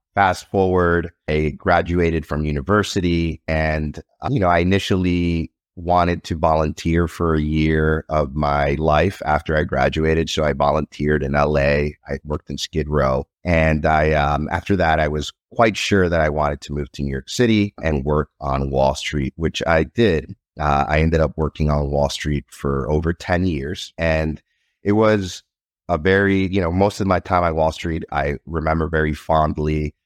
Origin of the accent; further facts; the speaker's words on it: Nicaragua; now in United States; I'm originally from Nicaragua. When I was growing up in Nicaragua, there wasn't really much to do.